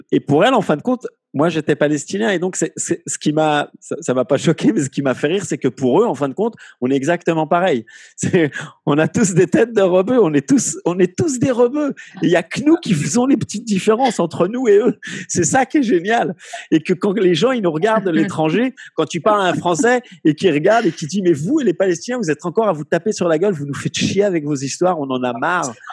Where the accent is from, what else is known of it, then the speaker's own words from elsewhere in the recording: Morocco; mais quel est le problème on, est aussi arabe, vu qu'on est marocain, donc arabe.